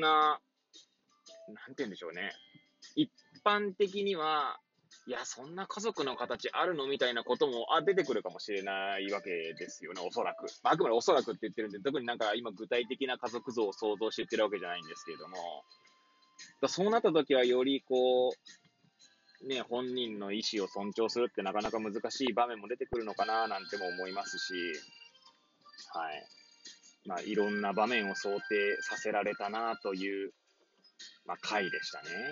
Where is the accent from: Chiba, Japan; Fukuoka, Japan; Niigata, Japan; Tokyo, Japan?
Tokyo, Japan; Hachioji; moved away as an adult; now in Kamaishi, Japan; 八王子生まれ、八王子育ち、東日本大震災の前年より釜石で働く